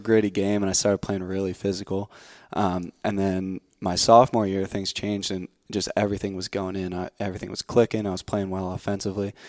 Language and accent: English; New Jersey, United States; I was born in New Jersey.